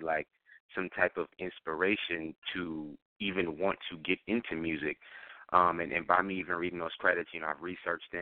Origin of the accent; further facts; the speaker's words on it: New York, United States; I'm from New York, Queens